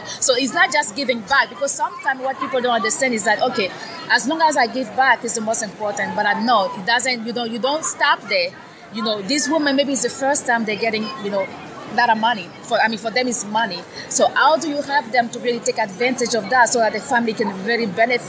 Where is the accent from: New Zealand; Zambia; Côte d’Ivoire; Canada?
Côte d’Ivoire; now in United States; Originally from Ivory Coast in West Africa